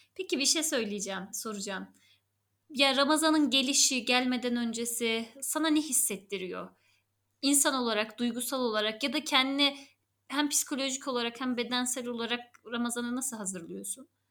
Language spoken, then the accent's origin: Turkish; Erzurum, Turkey; now in Istanbul, Turkey; ben Erzurumluyum. Oranın yerlisiyim.